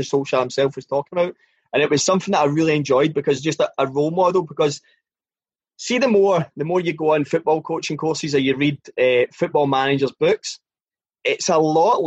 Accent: Scotland, United Kingdom; as a Scottish person

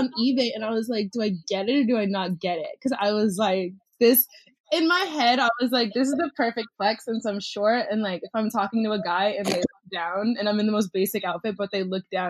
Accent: Jacksonville, United States; Jacksonville, like, my hometown

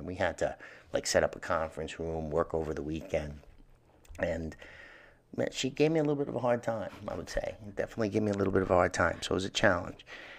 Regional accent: New York City, New York, United States; Growing up in Hell's Kitchen, we lived above the bakery, Poseidon Bakery.

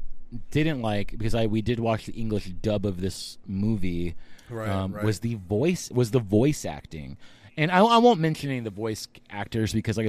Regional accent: Texas, United States; now in California, United States; me, Reed, and Abe are all from Texas

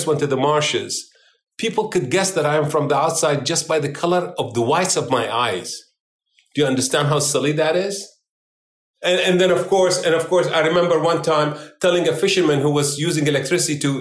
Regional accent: Iraq; now in United States; I am no longer an Iraqi. I'm an American of Iraqi heritage.

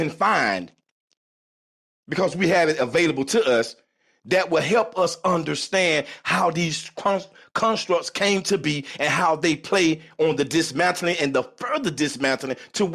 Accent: South Florida, United States; I'm from South Florida

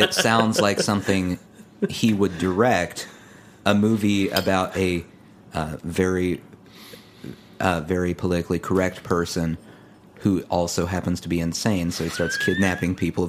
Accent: Midwest, United States; I'm from the Midwest

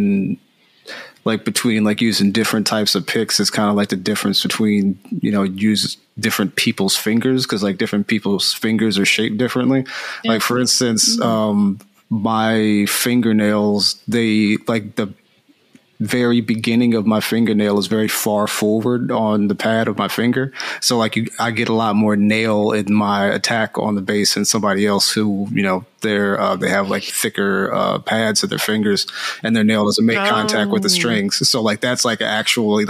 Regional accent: Philadelphia, Pennsylvania, United States; moved away as an adult; now in California, United States

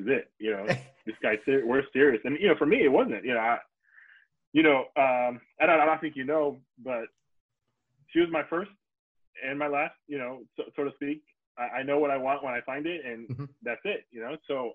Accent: Southern California, United States; moved away as an adult; Growing up in SoCal, even with the many times that we were been able to travel, I never thought I'd leave SoCal

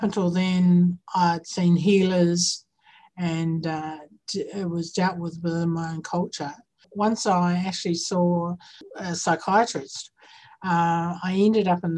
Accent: New Zealand; now in Victoria, Australia; I'm from Aotearoa. I'm Indigenous to Aotearoa

